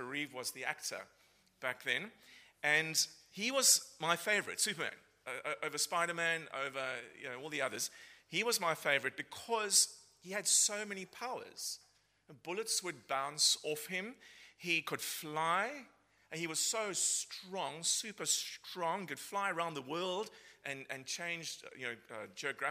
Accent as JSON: {"language": "English", "town": "Cape Town", "region": "Western Cape", "country": "South Africa", "moved": "as an adult", "said": "I'm originally from Cape Town in South Africa, been here for nearly 14 years. I don't think my accent has changed"}